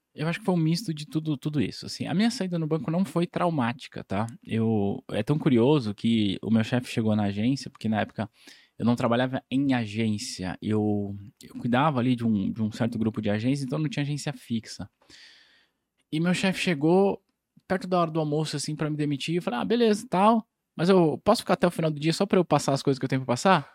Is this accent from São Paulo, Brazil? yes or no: yes; São Paulo, Brazil; also born or lived in Ubatuba; eu sou de São Paulo